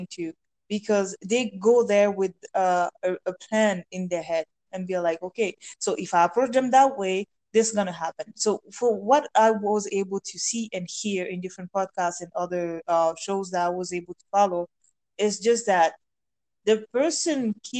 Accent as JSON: {"language": "English", "country": "France", "tie": "born or raised there", "second_language": "English", "moved": "as an adult", "said": "friends that I grew up with back in France"}